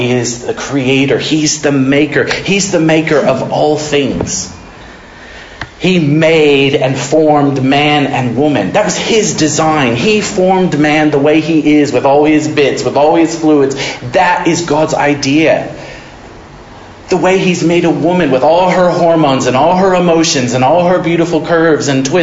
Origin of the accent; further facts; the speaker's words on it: Modesto, California, United States; I grew up in Modesto, California